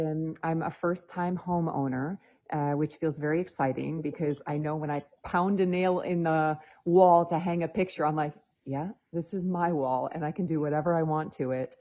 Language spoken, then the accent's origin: English; Michigan, United States; moved away; also born or lived in Spain; I was born in Michigan, and I'm actually living back in Michigan right now